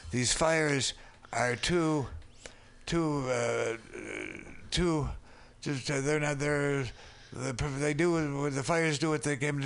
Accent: Minneapolis, Minnesota, United States; now in San Francisco, United States; when I came through my hometown

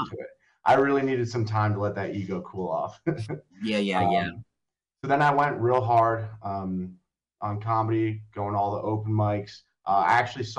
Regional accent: Long Valley, New Jersey, United States; also born or lived in Hoboken, New Jersey; I grew up in Long Valley, New Jersey, which if anyone doesn't know where that is, it's in Morris County, right up against the Pennsylvania border

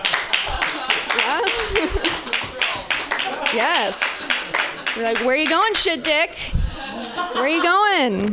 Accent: Pacific Northwest, United States; I'm from the Pacific Northwest

